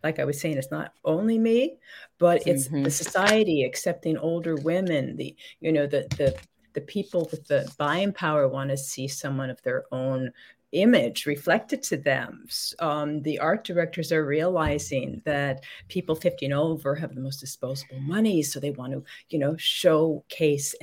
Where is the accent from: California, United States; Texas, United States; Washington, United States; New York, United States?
California, United States; Los Angeles; I was born in Hollywood, California